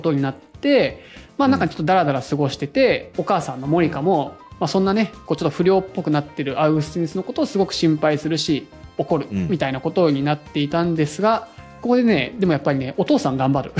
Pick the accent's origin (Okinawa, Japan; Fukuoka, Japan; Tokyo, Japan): Tokyo, Japan; Akishima; 僕、西東京なんですよね、生まれたのが